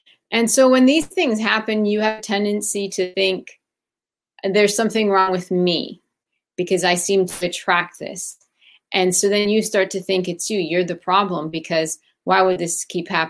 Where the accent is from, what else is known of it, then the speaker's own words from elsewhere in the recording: Chicago, Illinois, United States; also born or lived in Baghdad, Iraq / Athens, Greece; I grew up in Chicago, but prior to Chicago, I lived in two other